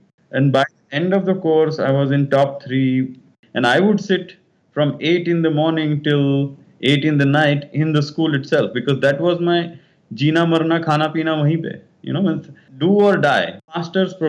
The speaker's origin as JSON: {"language": "English", "town": "Solapur", "region": "Maharashtra", "country": "India", "tie": "born or raised there", "said": "I was born in Solapur. It's in Maharashtra, in on the borders of Karnataka, in a Kannada family"}